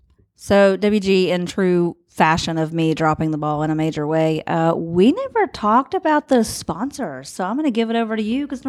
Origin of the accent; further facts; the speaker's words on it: Wayne, West Virginia, United States; Like I'm from Wayne.